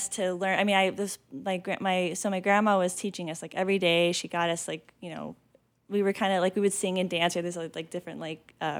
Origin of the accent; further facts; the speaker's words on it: San Jose, California, United States; I was born up north in San Jose.